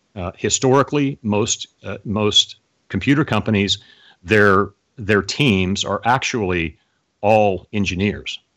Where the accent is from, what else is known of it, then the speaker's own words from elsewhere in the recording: Oklahoma City, Oklahoma, United States; I grew up in Oklahoma City, Oklahoma